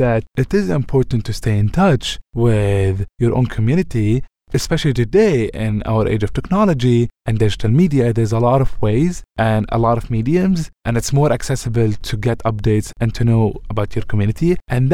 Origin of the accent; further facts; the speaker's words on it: Ramallah, West Bank, Palestine; moved away as an adult; my hometown, Ramallah, in the West Bank